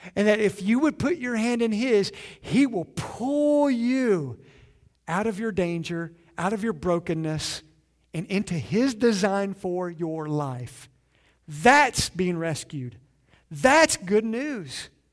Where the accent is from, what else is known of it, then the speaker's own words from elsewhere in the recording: Southeastern Kentucky, United States; I'm from Southeastern Kentucky